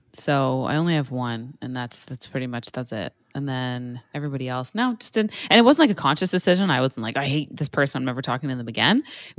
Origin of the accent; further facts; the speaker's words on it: Toronto, Ontario, Canada; they referenced like the area that I grew up in Toronto, and they were from there too.